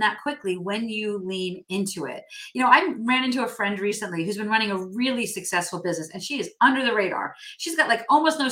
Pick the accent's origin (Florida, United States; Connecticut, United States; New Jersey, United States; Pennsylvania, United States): New Jersey, United States; moved away as an adult; I grew up in North Jersey and I recently moved back to North Jersey